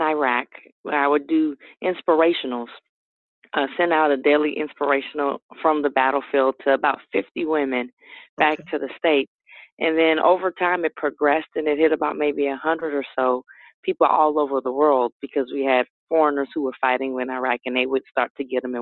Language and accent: English; New Orleans, Louisiana, United States; growing up in New Orleans, I just wanted to go to school, be with family